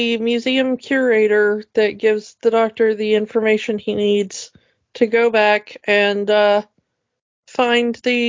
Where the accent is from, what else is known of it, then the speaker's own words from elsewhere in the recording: United States; we're Americans, we screw things up all the time, whatever.